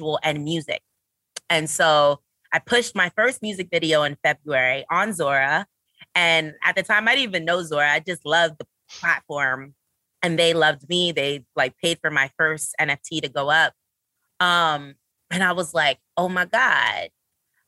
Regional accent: New York City, New York, United States; I'm a Brooklyn girl. I'm from Flatbush

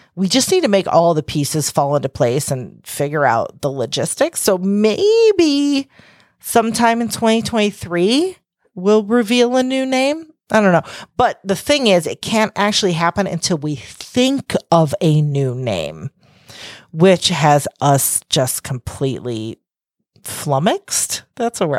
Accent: Chicago, Illinois, United States; accent: Chicago; with my Chicago accent

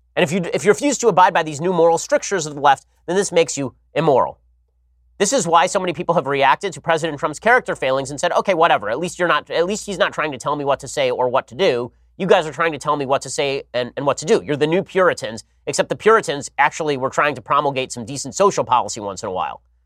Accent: California, United States; my home state

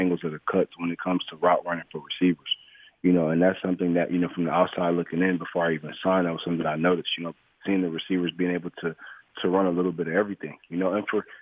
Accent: Detroit, Michigan, United States; moved away as an adult; now in Los Angeles, United States; me growing up in Detroit

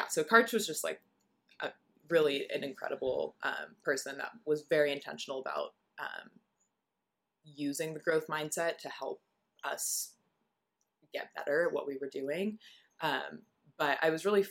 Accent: Southern California, United States; moved away as an adult; I'm from Southern California

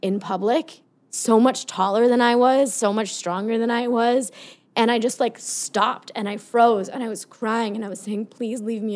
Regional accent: Paris, Île-de-France, France; moved away; And I grew up in Paris

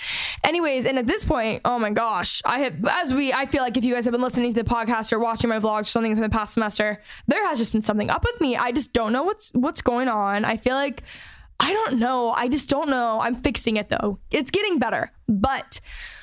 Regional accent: Texas, United States; I'm from Texas.

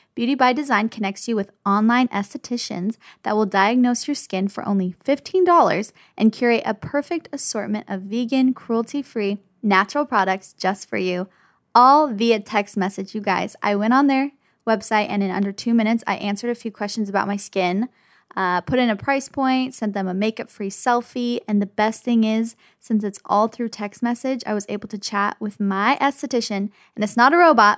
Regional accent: the Valley, California, United States; accent: Valley Girl; We literally grew up in the Valley. We're West Coast girls till the day we

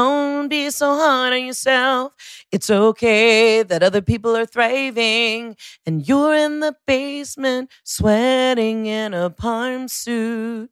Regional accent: Atlanta, Georgia, United States; I'm born and raised here

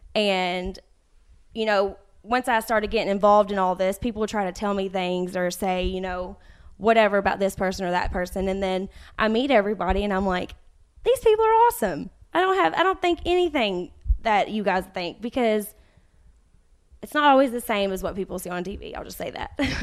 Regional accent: Winchester, Kentucky, United States; moved away; I was born and raised in Winchester, Kentucky.

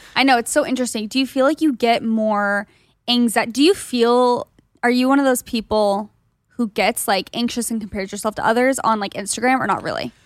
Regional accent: Gilbert, Arizona, United States; moved away; I'm from Gilbert, Arizona, which is similar vibes-ish

